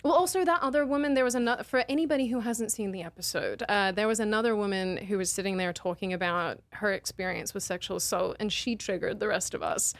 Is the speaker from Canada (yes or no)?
no; Australia; moved away; my, my home state